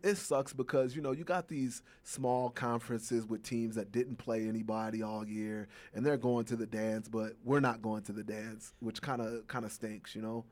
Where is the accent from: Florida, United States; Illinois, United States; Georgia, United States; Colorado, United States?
Illinois, United States; Chicago; Chicago, my hometown